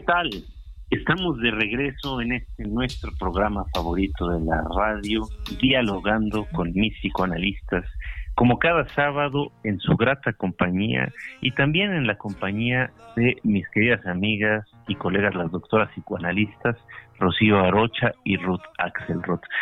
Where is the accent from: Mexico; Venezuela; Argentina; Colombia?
Mexico; nosotros como mexicanos